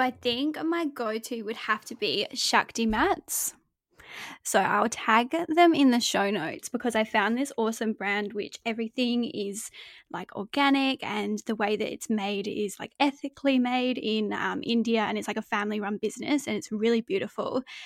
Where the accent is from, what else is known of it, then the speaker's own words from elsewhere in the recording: Adelaide, South Australia, Australia; also born or lived in Devon, England; when I was six years old, we moved to Adelaide, Australia.